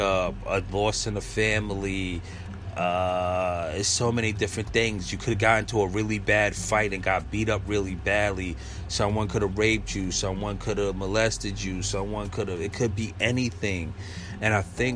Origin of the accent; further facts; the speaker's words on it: New York City, New York, United States; growing up in the 80s and 90s in Brooklyn